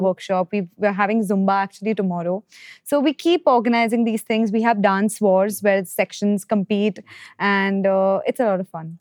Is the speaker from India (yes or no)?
yes; Mumbai, Maharashtra, India; I'm from Bombay